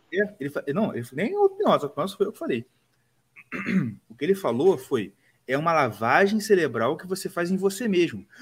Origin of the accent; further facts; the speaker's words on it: Rio de Janeiro, Brazil; A gente é carioca.